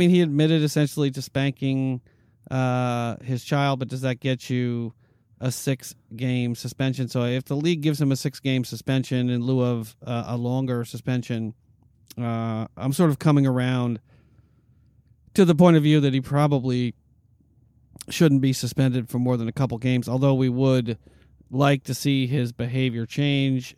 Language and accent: English; New York, United States; I grew up in New York